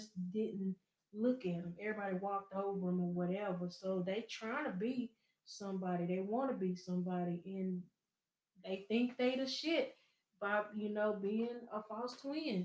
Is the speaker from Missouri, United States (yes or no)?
yes; Show Me State, Missouri, United States; I'm from Show Me State